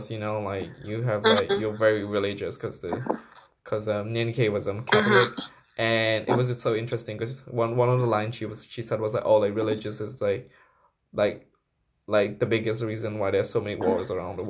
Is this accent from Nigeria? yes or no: no; Myanmar; moved away; also born or lived in Thailand; when I grew up in Myanmar, like before, just before I moved to Thailand